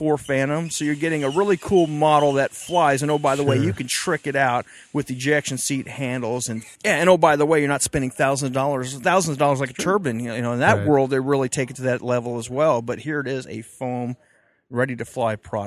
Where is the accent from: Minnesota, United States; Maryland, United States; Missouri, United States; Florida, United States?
Florida, United States; Homestead; now in Edwards, United States; I grew up outside of Homestead Air Force Base in Florida as a teenager, as a youngster